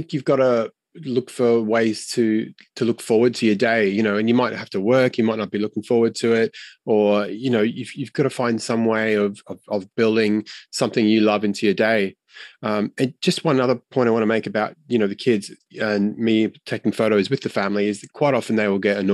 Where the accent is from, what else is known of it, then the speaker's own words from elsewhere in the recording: Brisbane, Queensland, Australia; I was born in Brisbane. My parents are Australian.